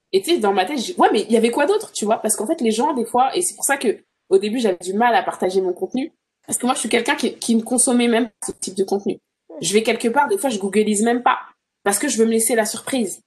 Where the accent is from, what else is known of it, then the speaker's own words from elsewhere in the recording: France; moved away as an adult; now in Toronto, Canada; I'm from France